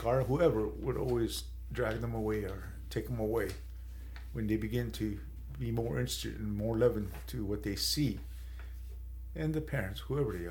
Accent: San Carlos, Arizona, United States; I'm from San Carlos. I'm Apache

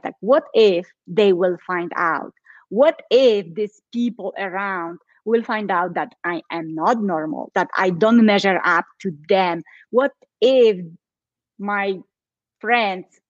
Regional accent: Poland; now in Colorado, United States; I am in Colorado, but originally I am from Poland.

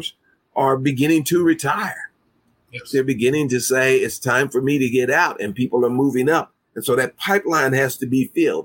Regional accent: Kansas City, Missouri, United States; My hometown. Born and raised here.

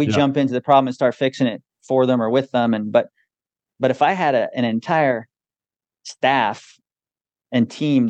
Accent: Wilkes-Barre, Pennsylvania, United States; I grew up in upstate Pennsylvania, Wilkes-Barre, Scranton area.

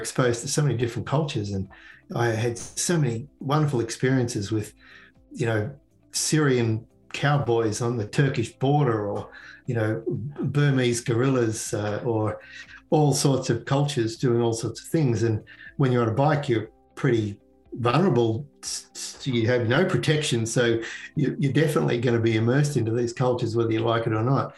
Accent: Canberra, Australian Capital Territory, Australia; moved away as an adult; now in Connecticut, United States; where I grew up in Canberra.

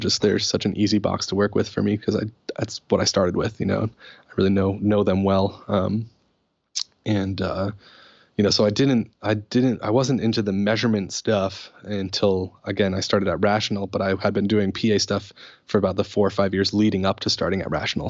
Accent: Putnam, Connecticut, United States; Putnam, Connecticut, which is where I grew up

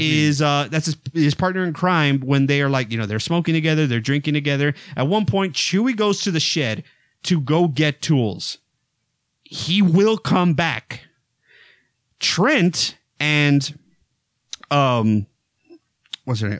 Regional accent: Texas, United States; I grew up in Texas. I grew up on a ranch

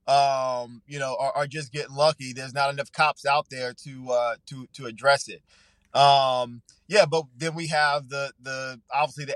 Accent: Long Island, New York, United States; moved away as an adult; also born or lived in Atlanta; I'm born and raised on Long Island, on the South Shore of Long Island.

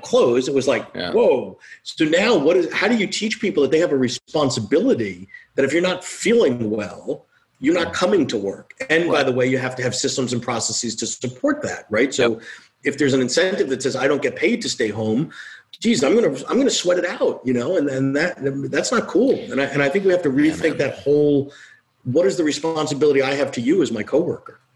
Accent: New York, United States; I'm a New Yorker. I was here

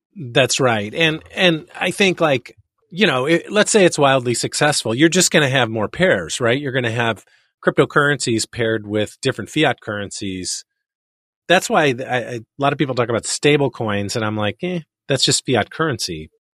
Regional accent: Chicago, Illinois, United States; I'm Chicagoan

